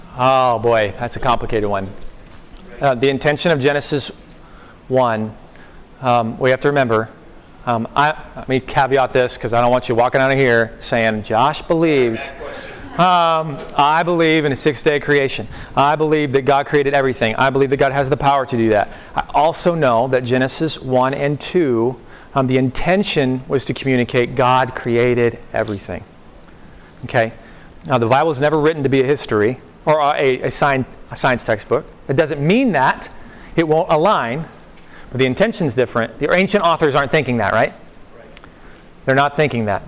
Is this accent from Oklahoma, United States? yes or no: yes; Oklahoma, United States; I'm from Oklahoma. That's all how we talk. We talk in those little, you know, homespun kind of you know phrases.